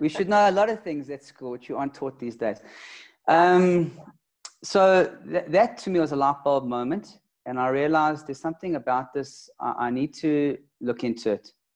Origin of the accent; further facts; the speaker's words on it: Johannesburg, Gauteng, South Africa; I'm from Joburg